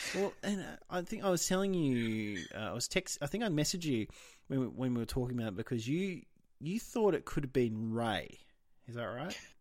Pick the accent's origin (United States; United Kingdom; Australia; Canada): Australia; being an Australian